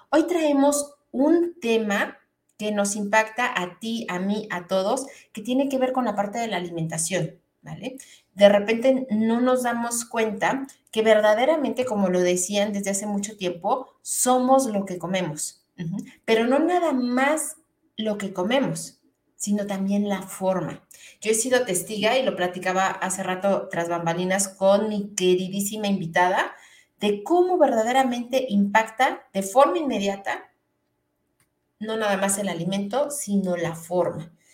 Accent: Mexico City, Mexico; Yo también soy de Ciudad de México

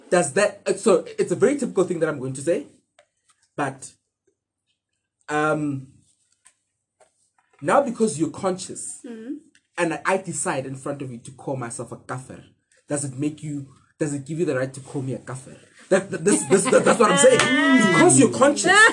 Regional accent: South Africa; we face in South Africa as a black people

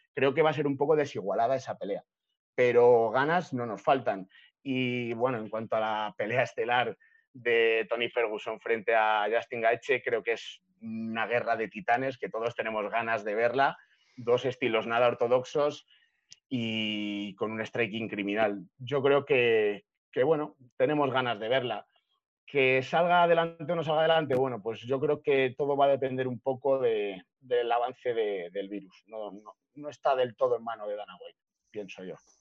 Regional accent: Spain; en mi país

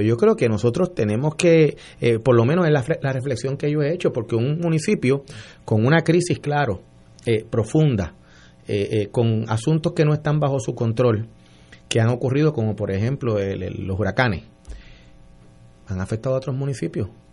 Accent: San Juan, Puerto Rico; soy un, un sanjuanero de 50 años

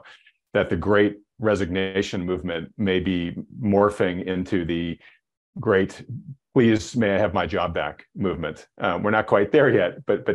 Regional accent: New England, United States; I grew up in New England, we call it Worcester sauce

